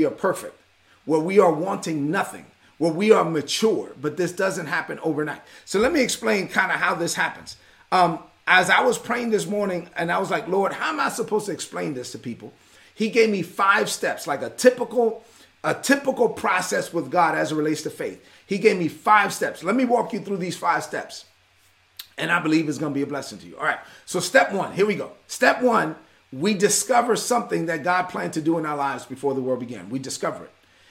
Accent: New York City, New York, United States; I'm a son of immigrants who came to this country and I was raised in East New York, Brooklyn

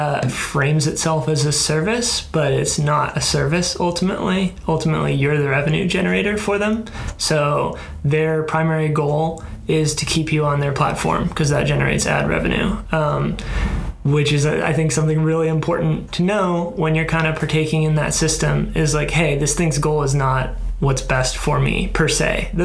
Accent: East Coast, United States; now in San Francisco, United States; I'm from the East Coast

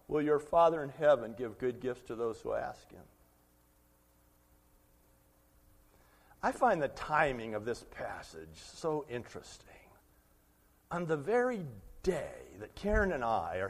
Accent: United States; we make as American Christians

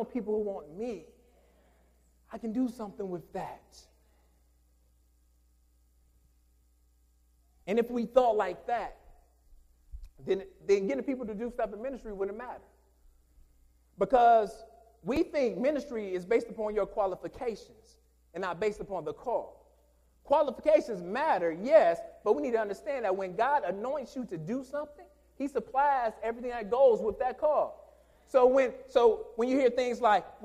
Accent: Detroit, Michigan, United States; Growing up in Detroit

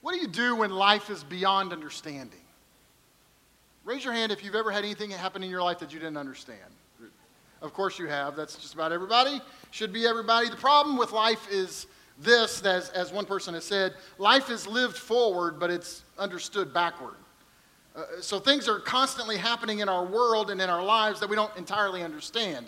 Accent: Kentucky, United States; I'm from Kentucky

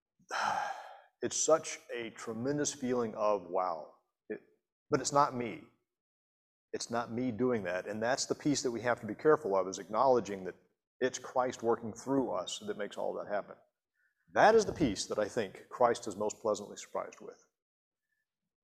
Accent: Montgomery, United States; when Susan and I were growing up in Montgomery

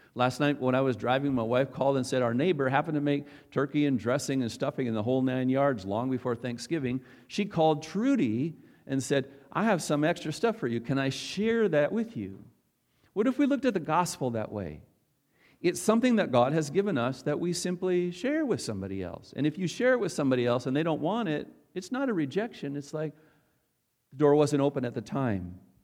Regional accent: North Dakota, United States; I'm a North, North Dakota farm boy, uh, born and raised

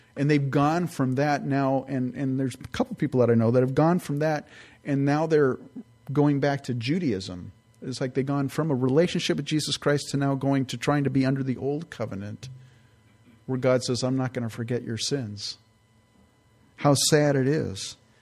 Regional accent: California, United States; moved away; also born or lived in San Francisco Bay Area; I grew up in California

